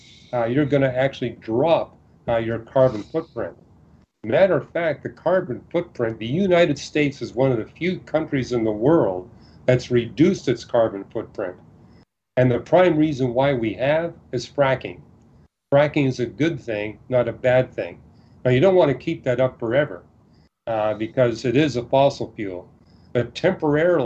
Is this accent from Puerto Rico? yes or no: no; Canada; I was born and raised in Canada